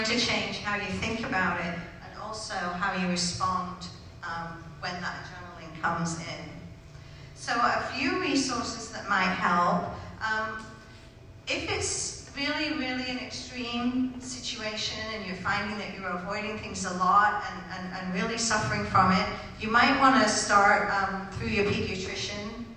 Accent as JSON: {"language": "English", "country": "United Kingdom", "said": "I'm British"}